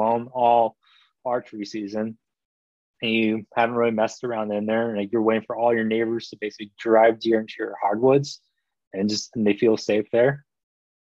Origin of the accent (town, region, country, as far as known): Michigan, United States; born or raised there; also born or lived in Korea